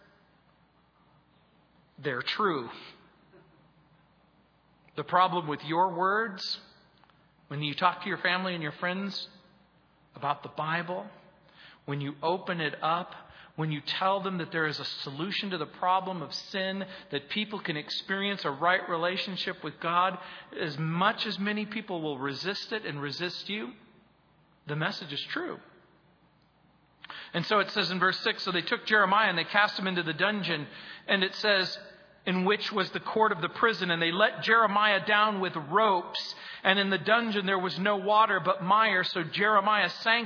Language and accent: English; Mojave Desert, Southern California, United States; I grew up in Southern California in the Mojave Desert, where you didn't have a sewage system.